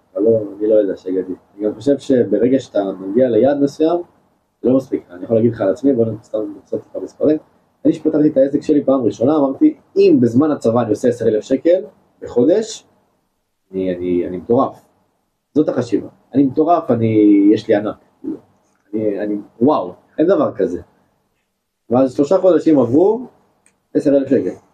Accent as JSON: {"language": "Hebrew", "country": "Israel", "said": "אנחנו ישראלים"}